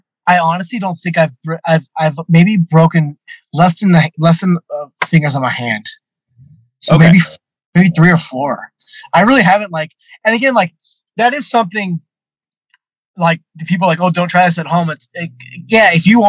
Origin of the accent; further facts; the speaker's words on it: California, United States; I'm coming from California to Chicago.